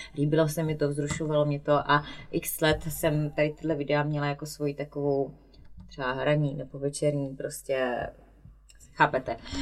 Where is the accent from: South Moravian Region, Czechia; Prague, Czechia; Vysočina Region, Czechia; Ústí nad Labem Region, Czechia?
South Moravian Region, Czechia; Strážnice; also born or lived in Slovakia / Brno; now in near Brno, Czech Republic; původem jsem ze Strážnice, což je úplně na jihu Moravy od Hodonína. A s tím, že teda narodila jsem se na Slovensku. No a teď žiju kousíček od Brna, no.